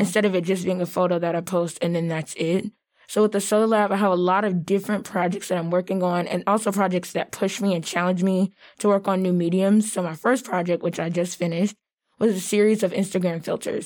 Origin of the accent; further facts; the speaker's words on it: the South, United States; being Black and from the South